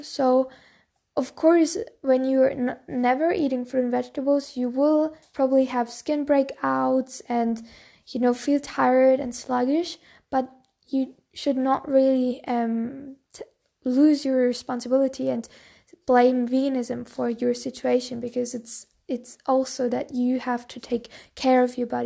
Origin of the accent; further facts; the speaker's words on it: Bavaria, Germany; I'm from Bavaria, so I'm very traditional town